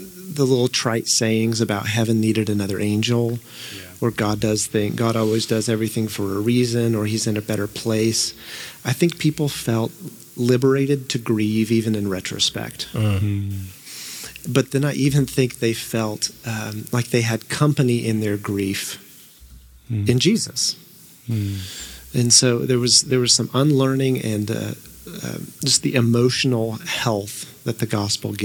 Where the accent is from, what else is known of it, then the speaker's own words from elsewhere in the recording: Tulsa, Oklahoma, United States; growing up in Tulsa, and I went to Oral Roberts University